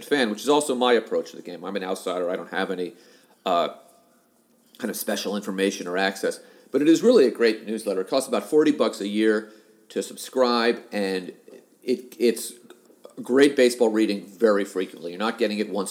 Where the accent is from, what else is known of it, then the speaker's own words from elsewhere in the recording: New York, United States; I was from New York